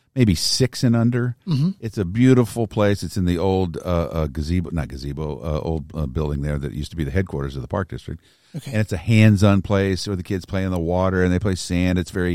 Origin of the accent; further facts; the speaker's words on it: Pekin, Illinois, United States; Pekin's Mineral Springs Park. {S0} Okay. {S1} My hometown. That's where I grew up.